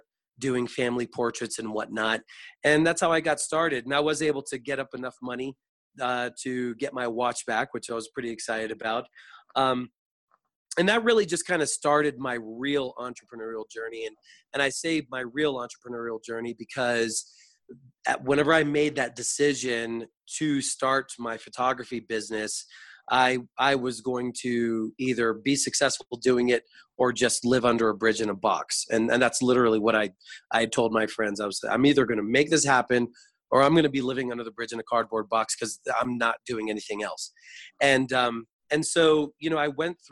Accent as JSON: {"language": "English", "region": "Florida", "country": "United States", "tie": "born or raised there", "said": "I was born and raised in Florida"}